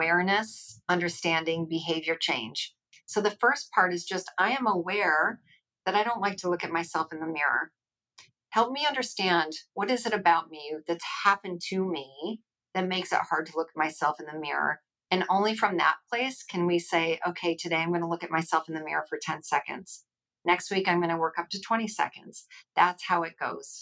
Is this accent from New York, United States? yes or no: yes; Rochester, New York, United States; moved away; I'm from Rochester originally